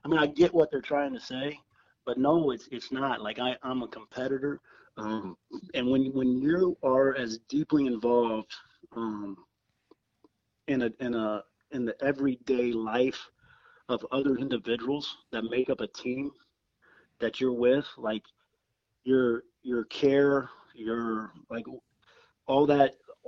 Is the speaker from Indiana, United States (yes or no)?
yes; Jasper, Indiana, United States; moved away as an adult; now in Los Angeles, United States; I'm from Jasper, Indiana